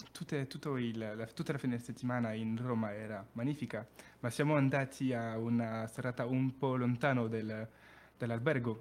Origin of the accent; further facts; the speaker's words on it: Périgueux, Nouvelle-Aquitaine, France; Italian is a second language; also born or lived in Paris; now in Bari, Italy; vengo da Perigueux, che è una città nel sud-ovest della Francia